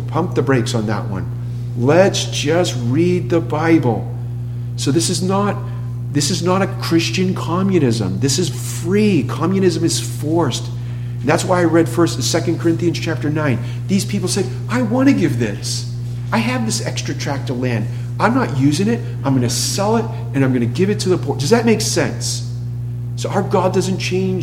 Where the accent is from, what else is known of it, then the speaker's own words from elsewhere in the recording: Massachusetts, United States; I'm from Massachusetts